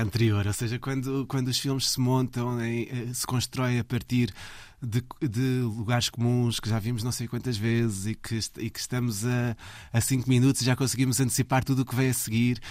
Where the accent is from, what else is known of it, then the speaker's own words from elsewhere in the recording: Belas, Lisbon, Portugal; eu cresci uh, em Belas, ali na linha de Sintra